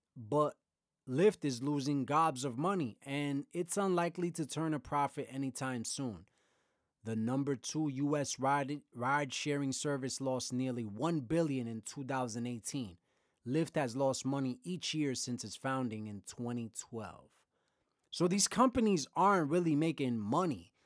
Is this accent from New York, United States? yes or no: yes; New York City, New York, United States; growing up in Brooklyn